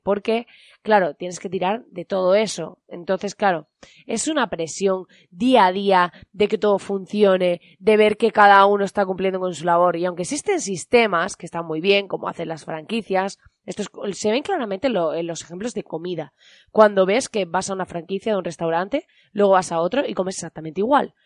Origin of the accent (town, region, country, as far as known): Spain